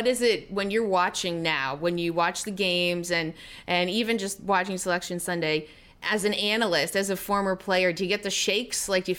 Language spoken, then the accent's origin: English; Canada; I grew up in Canada.